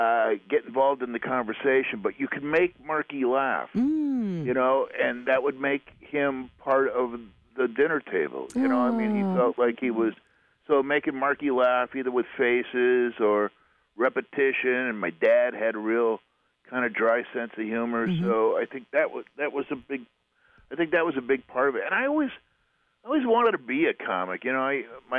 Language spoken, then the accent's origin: English; Wisconsin, United States; Wisconsin, outside of Milwaukee, a bunch of places. I went to like 14 different schools before I graduated from high school.